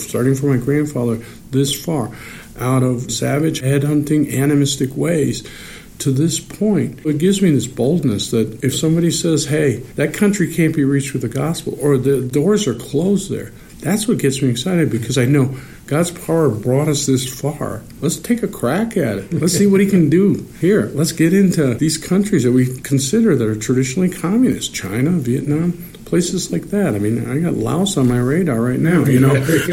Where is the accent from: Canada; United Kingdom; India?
India; Manipur; now in United States; my home state in India